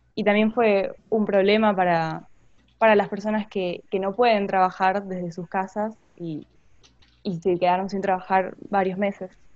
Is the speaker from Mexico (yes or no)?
no; Buenos Aires, Argentina; también soy de Buenos Aires, del Colegio de la Ciudad